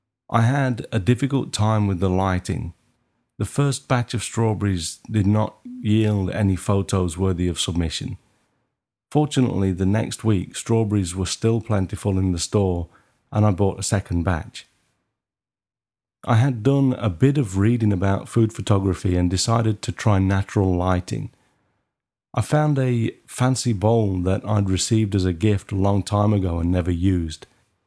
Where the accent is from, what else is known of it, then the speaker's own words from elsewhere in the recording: Maidstone, South East England, United Kingdom; I booked Lux Studio near my hometown in Maidstone for my first lighting lesson.